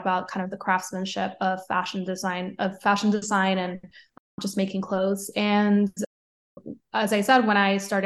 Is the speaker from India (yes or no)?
no; Caguas, Puerto Rico; moved away as an adult; also born or lived in San Juan, Puerto Rico; now in New York, United States; I grew up between a town called Caguas, which is 20 minutes south of San Juan. And then I moved to San Juan when I was 13. So I lived in Puerto Rico until I was 22 when I moved to New York.